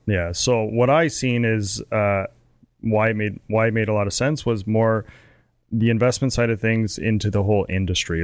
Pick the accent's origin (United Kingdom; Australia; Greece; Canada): Canada; as a Canadian